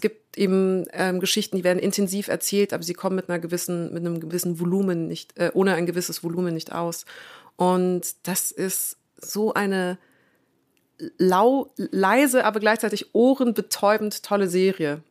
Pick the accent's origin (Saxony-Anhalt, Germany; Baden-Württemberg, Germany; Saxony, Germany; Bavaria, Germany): Bavaria, Germany; Munich; also born or lived in France; Und ich bin gebürtige Münchnerin